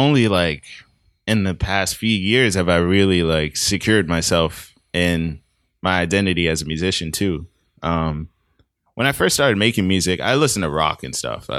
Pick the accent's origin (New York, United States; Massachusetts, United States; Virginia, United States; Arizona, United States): Massachusetts, United States; Boston; So in Mattapan, I lived on a street with a bunch of kids